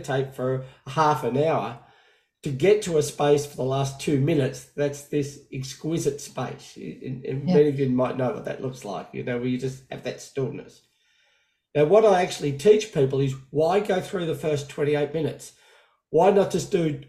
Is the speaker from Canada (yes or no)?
no; Australia; now in United States; I'm now living in America, even though I'm from Australia